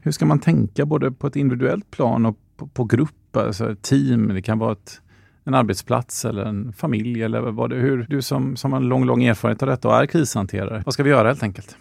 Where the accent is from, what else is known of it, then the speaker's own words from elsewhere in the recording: Sweden; som svensk